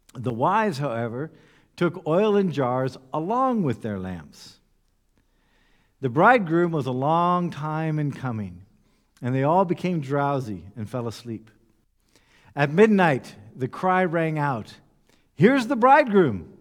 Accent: United States; moved away; I come from the United States

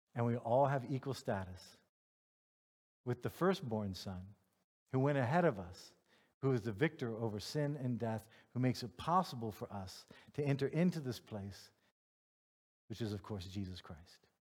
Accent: United States; now in Germany; I'm a white American male

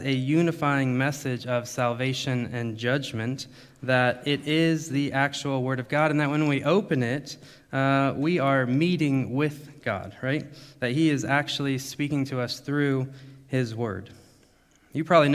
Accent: United States; moved away as an adult; also born or lived in Thailand; now in Germany; I'm from America

